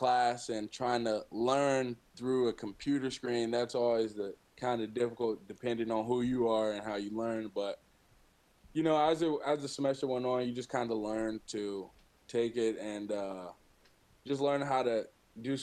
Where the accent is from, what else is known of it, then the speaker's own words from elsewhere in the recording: Kokomo, Indiana, United States; also born or lived in Fort Wayne, Indiana; now in Mount Pleasant, United States; I'm from Kokomo, Indiana, kind of central Indiana. Born there. I grew up there until my freshman year of high school, and then I moved to Fort Wayne